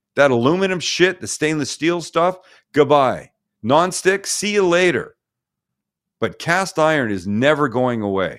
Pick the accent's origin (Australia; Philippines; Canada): Canada; now in United States; my fellow Canadian countrymen